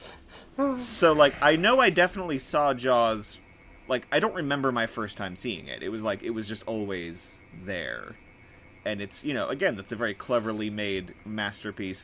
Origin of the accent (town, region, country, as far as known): Bottineau, North Dakota, United States; born or raised there; also born or lived in Fargo, North Dakota